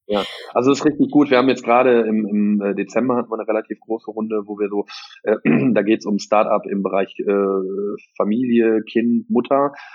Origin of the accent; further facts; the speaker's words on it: Geldern, North Rhine-Westphalia, Germany; ich komme aus Röhrt, also Geldern